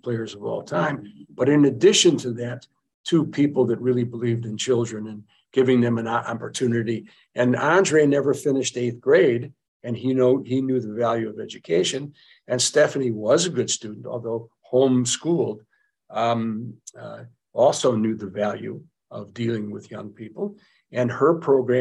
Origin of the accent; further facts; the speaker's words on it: Chicago, Illinois, United States; I grew up in Chicago